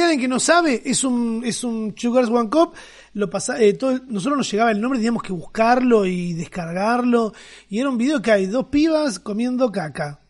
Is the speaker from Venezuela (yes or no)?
no; Argentina; cómo somos los argentinos